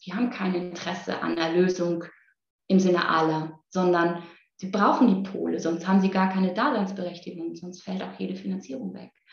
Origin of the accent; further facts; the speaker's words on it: Müllheim, Baden-Württemberg, Germany; moved away; also born or lived in Berlin; Ich komme auch noch aus Müllheim mit Doppel-L